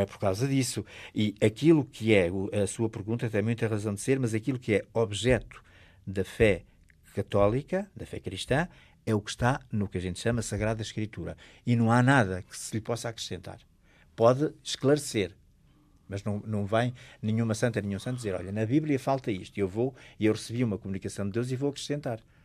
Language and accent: Portuguese; the North, Northern Portugal, Portugal; eu sou de um sítio, eu sou do Norte